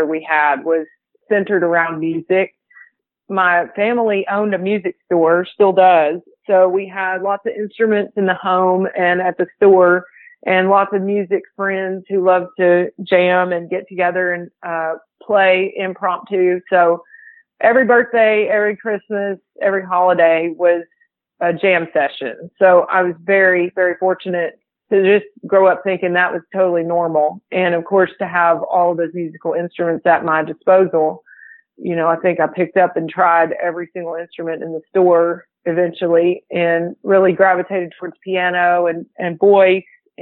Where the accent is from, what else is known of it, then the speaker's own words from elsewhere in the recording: Arkansas, United States; also born or lived in Austin, Texas; I was born and raised here in Arkansas